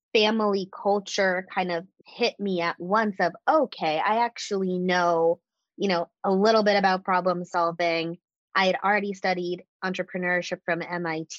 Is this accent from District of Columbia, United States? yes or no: yes; Washington, District of Columbia, United States; moved away as an adult; now in Austin, United States; I'm from the DC metro area originally, moved to Austin April 2018